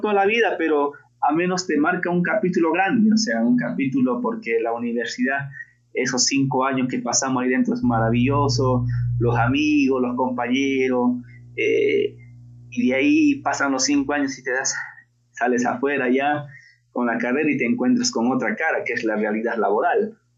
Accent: La Convención Valley, Cusco, Peru; yo soy natural del Cusco, del Valle

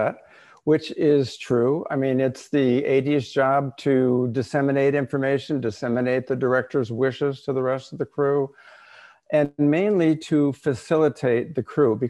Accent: Los Angeles, California, United States; I grew up in Los Angeles

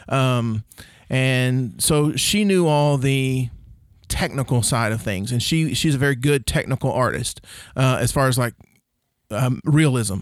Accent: Oklahoma, United States; also born or lived in Rush Springs, Oklahoma / Duncan, Oklahoma / Bray, Oklahoma; we moved from Rush Springs, Oklahoma to Duncan, Oklahoma

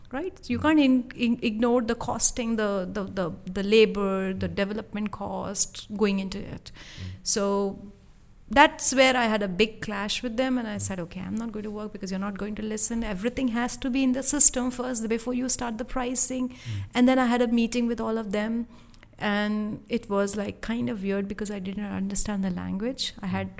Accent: India; moved away as an adult; I was from India

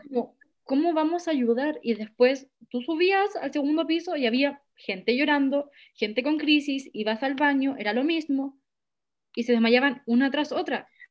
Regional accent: Chile; como yo siendo chilena, nacida en Chile, haber estado acá toda mi vida

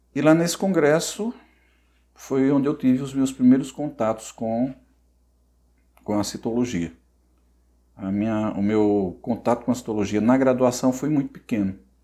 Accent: Barro, Ceará, Brazil; moved away as an adult; also born or lived in Cajazeiras, Paraíba; now in Paraíba, Brazil; eu nasci no Ceará, né? E aos 10 anos, eu morava na zona rural, aos 10 anos eu fui para a cidade, né? cidadezinha do interior do Ceará chamada Barro, e lá eu cursei todo o meu ensino fundamental e médio

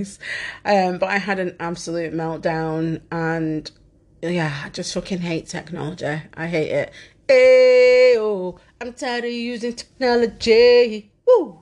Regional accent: Manchester, North West England, United Kingdom; I am Mancunian as fuck and don't say words properly

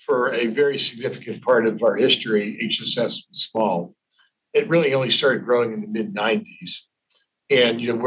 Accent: Pittsburgh, Pennsylvania, United States; moved away as an adult; also born or lived in Ohio; now in New York City, United States; I wasn't born there. I was born in Ohio, but I grew up in Pittsburgh.

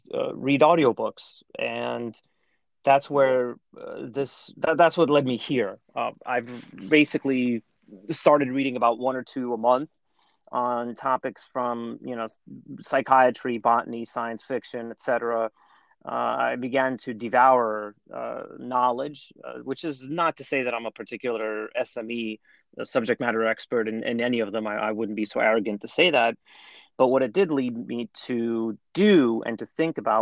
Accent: New York, United States; moved away as an adult; also born or lived in Russia; Like many Russian Jews of my generation, I grew up in New York

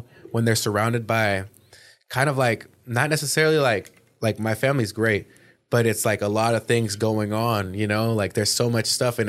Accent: California, United States; I made a decision to leave, because I'm from the Bay Area, you know, originally, like North Bay.

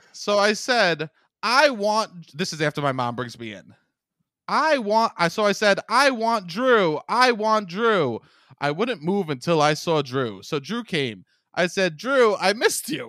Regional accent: New York City, New York, United States; I'm from Staten Island

